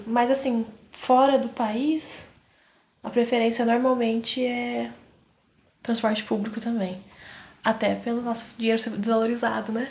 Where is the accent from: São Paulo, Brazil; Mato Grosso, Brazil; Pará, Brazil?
São Paulo, Brazil; Southeast; nós somos do Sudeste, São Paulo